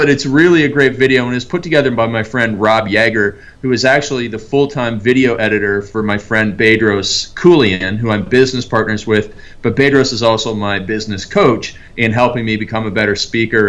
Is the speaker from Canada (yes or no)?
yes; Canada; moved away; I grew up in Canada